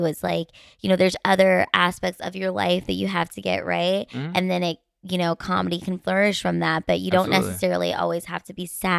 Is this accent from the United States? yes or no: no; Philippines; And, you know, I'm Filipina, so I'm just going to age like fine wine.